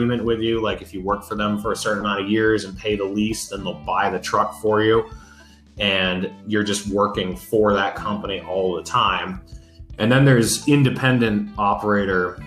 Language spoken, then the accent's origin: English; New Hampshire, United States; moved away as an adult; now in Utah, United States; I moved out here to Utah last June, and I'm from New Hampshire, so it was kind of an extreme switch